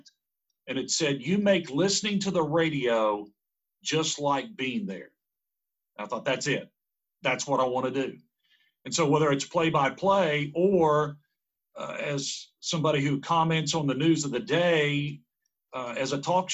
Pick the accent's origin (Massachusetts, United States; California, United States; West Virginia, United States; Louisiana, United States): West Virginia, United States; Glenville; now in Huntington, United States; growing up in Central West Virginia